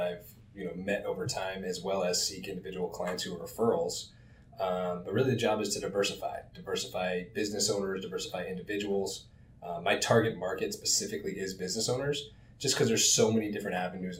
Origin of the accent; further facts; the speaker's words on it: Pittsburgh, Pennsylvania, United States; moved away as an adult; now in South Florida, United States; I was born in Pittsburgh, PA. I moved to South Florida